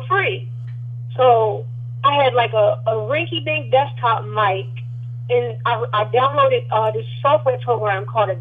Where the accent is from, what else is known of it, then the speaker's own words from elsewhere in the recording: Jacksonville, Florida, United States; also born or lived in Baltimore, Maryland; now in Raleigh, United States; Yes, I was born in Baltimore. I was raised in Jacksonville, Florida.